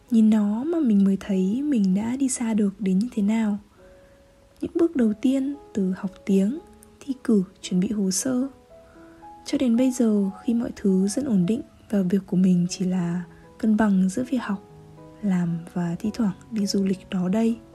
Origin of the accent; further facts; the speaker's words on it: Hanoi, Vietnam; Paris với mình đã từng là giấc mơ, một thứ gì đó xa tầm với mình lớn lên ở Hà Nội Nhưng không phải trong ngóc ngách hoa lệ của thành phố